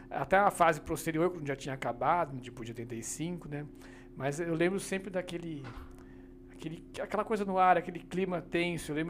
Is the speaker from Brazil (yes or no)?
yes; Brazil; Sou, sou, sou do interior aqui do lado, né? Sou, sou de Bragança. Ah, né? Bragança, Então, É, é, então eu cresci aí naquela vida de cidade pequena